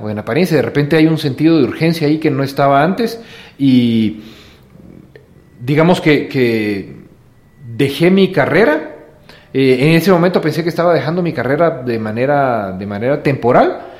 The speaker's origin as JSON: {"language": "Spanish", "country": "Guatemala", "tie": "born or raised there", "also_born_or_lived": "Switzerland", "said": "nací en Suiza, vos, nací en Suiza. Mi papá es suizo, mi mamá es guatemalteca"}